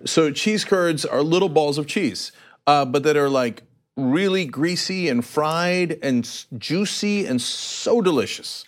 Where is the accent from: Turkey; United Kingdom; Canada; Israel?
Turkey; moved away; I am from Turkey